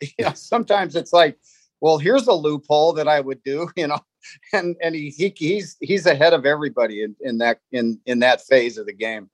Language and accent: English; Los Angeles, California, United States; we grew up in the San Fernando Valley in, in Southern California